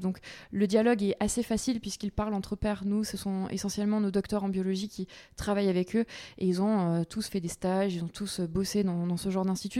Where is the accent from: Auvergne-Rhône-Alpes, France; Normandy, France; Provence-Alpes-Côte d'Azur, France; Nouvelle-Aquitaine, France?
Provence-Alpes-Côte d'Azur, France; Aix region; also born or lived in Paris; je suis originaire de la région d'Aix. D'accord. Donc j'ai grandi ici, euh, à la campagne